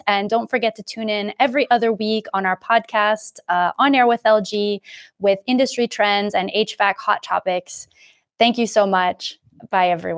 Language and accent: English; United States; moved away as an adult; now in Europe; I am in Europe, but I'm American